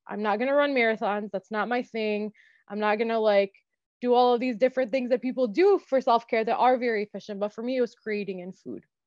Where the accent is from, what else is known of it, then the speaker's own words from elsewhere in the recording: Dearborn, Michigan, United States; I was born and raised in Dearborn um, to Lebanese immigrant parents